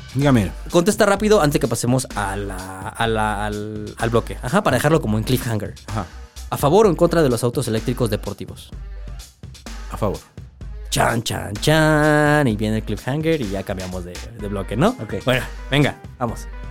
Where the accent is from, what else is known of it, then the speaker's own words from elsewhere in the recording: Mexico; como mexicano